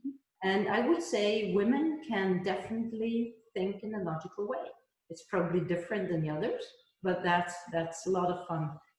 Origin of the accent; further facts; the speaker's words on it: Switzerland; first language he; English is a second language; my Hebrew is my mother tongue. {S0} Yeah. {S1} And in Switzerland, we are obliged to learn more languages because we have our own ones